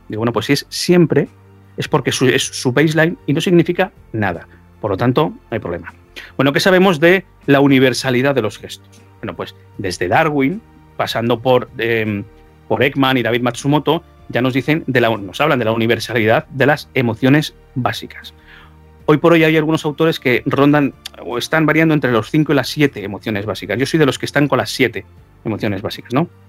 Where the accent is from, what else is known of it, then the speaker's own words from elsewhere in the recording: Spain; yo como soy español